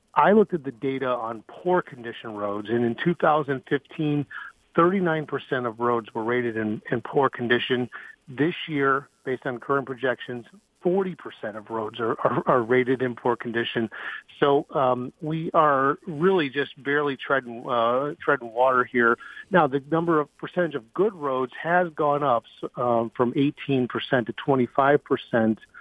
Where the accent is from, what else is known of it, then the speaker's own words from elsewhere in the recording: Chelsea, United States; moved away; I'm originally from Chelsea